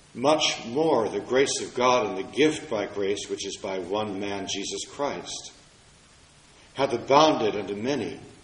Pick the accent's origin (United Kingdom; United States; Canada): United States; Washington, District of Columbia; In my hometown of Washington, D.C.